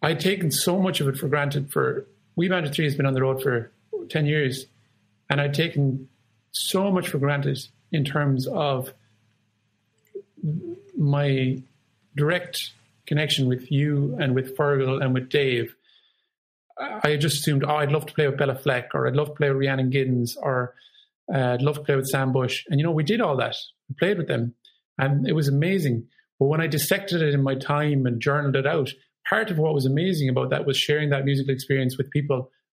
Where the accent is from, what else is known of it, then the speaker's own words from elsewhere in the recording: Ireland; I'm proud to be Irish